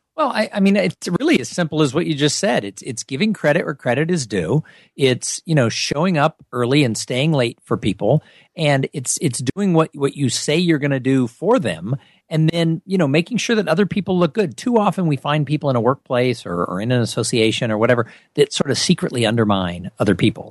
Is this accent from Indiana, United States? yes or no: no; Southern California, United States; I grew up in Southern California